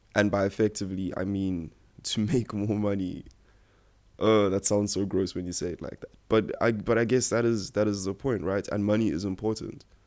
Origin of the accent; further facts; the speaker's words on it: South Africa; my parents literally moved here from Nigeria a year after I was born. Um, I've lived my whole life in South Africa